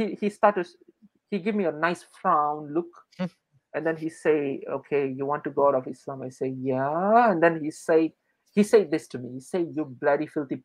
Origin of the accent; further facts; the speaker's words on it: Selangor, Malaysia; moved away as an adult; I'm from Selangor